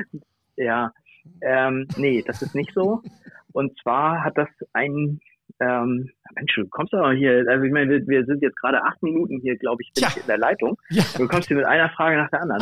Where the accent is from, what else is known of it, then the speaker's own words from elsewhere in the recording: Bad Oldesloe, Schleswig-Holstein, Germany; ich komme aus Oldesloe, das liegt zwischen Hamburg und Lübeck